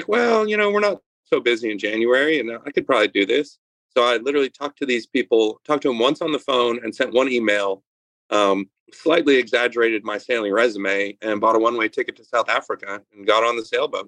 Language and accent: English; Northern Ontario, Canada; moved away as an adult; also born or lived in New York; now in Louisiana, United States; I grew up in Canada, way up in Northern Ontario, and my parents owned a truck stop.